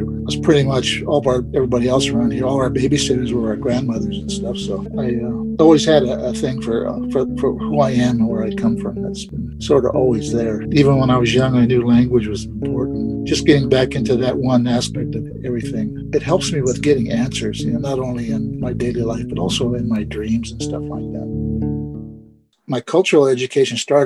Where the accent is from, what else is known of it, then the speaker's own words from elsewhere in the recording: northeastern California, United States; I'm from the Nisenan Washoe tribes in northern eastern California.